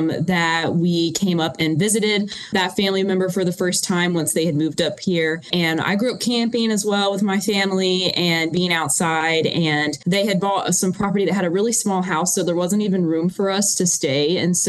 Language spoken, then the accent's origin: English; North Carolina, United States; I am from North Carolina.